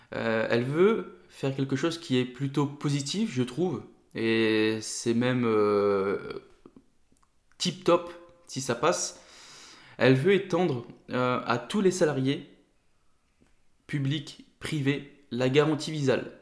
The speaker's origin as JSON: {"language": "French", "area": "Nord", "region": "Hauts-de-France", "country": "France", "moved": "yes", "lives_now": "Ain, France", "said": "j'habite dans l'Ain, mais je suis originaire du Nord"}